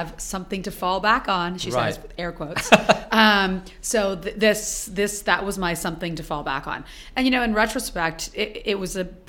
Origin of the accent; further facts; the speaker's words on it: Ottawa, Ontario, Canada; moved away as an adult; now in New York, United States; I grew up in Ottawa, Canada